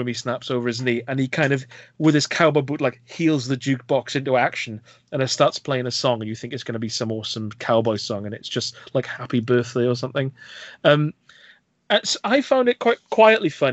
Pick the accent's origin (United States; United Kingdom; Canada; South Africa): United Kingdom; Welsh Valleys, Wales; I hope they can understand my accent, because I am from deep within the Welsh Valleys